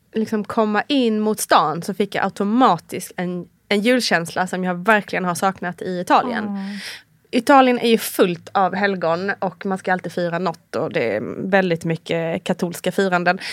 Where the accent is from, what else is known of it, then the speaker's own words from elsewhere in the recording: Sweden; moved away as an adult; now in Italy; som svensk